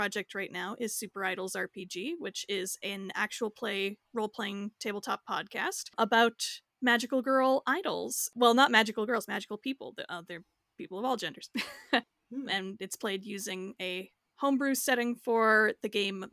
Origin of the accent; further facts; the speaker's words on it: Canada; I'm Canadian